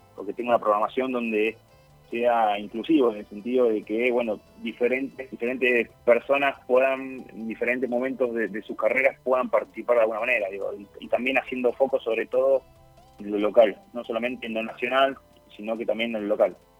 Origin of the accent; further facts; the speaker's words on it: Hurlingham, Buenos Aires Province, Argentina; nací, nací y me formé en Urlingham eh, durante mi adolescencia